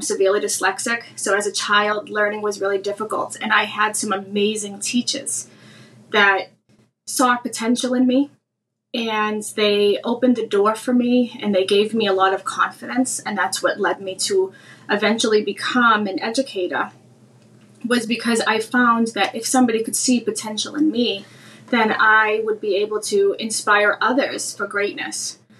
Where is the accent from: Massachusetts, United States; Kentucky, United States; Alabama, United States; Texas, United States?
Massachusetts, United States; Brockton; moved away as an adult; I am from a place called Brockton, Massachusetts. Brockton is a city of champions, Marvin Hagler, Rocky Marciano. It's a very rough area, very immigrant friendly. But it is a very rough area.